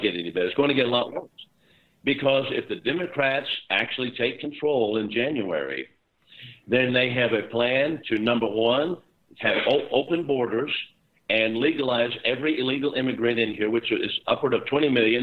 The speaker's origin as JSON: {"language": "English", "region": "Texas", "country": "United States", "tie": "born or raised there", "said": "my home state where I am now in Texas"}